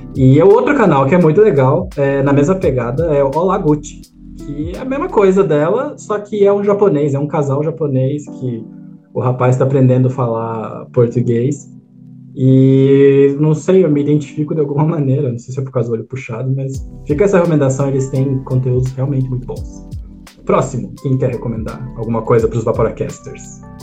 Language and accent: Portuguese; Brazil; como brasileiro, a gente tem uma responsabilidade